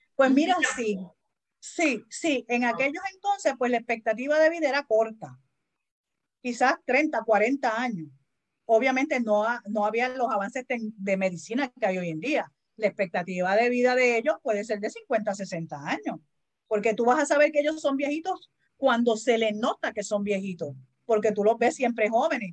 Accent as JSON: {"language": "Spanish", "country": "Puerto Rico", "said": "Los boricuas pronunciamos mal, vivimos con la L"}